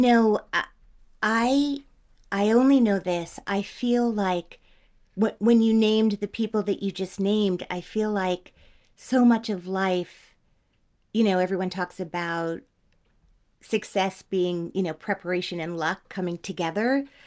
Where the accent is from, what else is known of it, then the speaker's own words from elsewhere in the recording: Teaneck, New Jersey, United States; I'm from Teaneck.